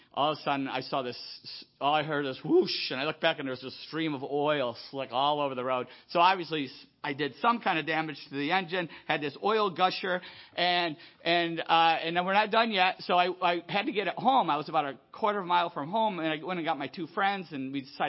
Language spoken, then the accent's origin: English; Buffalo, New York, United States; moved away; I grew up in Buffalo, you know, Niagara Falls